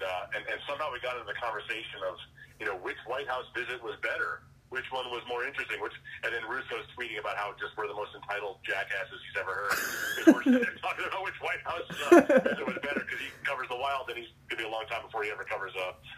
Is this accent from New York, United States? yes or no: yes; Long Island, New York, United States; I grew up on Long Island